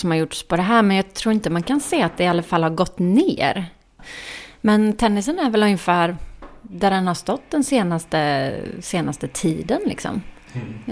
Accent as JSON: {"language": "Swedish", "region": "Småland", "country": "Sweden", "said": "fick bära Smålandsskylten eftersom jag är från Småland på invigningen."}